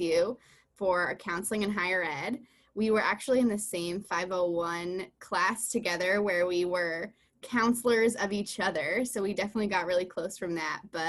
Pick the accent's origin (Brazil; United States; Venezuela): United States; Farmington, Connecticut; Yes, I'm from Farmington, Connecticut. I grew up there.